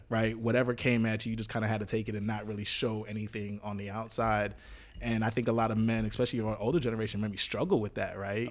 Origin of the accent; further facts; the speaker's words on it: Jamaica; me growing up in Jamaica